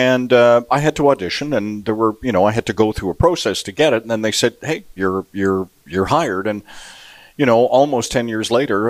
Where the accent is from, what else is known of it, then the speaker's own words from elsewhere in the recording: Vancouver, British Columbia, Canada; now in Edmonton, Canada; And I grew up playing on the West Coast.